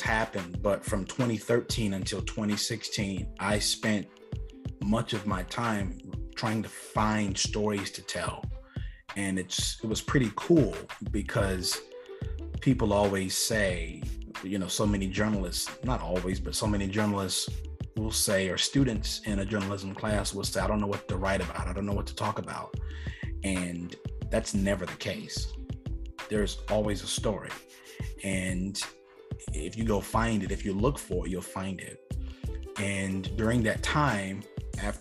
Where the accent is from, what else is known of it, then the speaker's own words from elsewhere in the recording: Marlboro County, South Carolina, United States; Marlboro County is a pretty impoverished, for the most part, county. There's not much there. We don't have a Target. We don't have a mall. We have one Walmart in the whole county.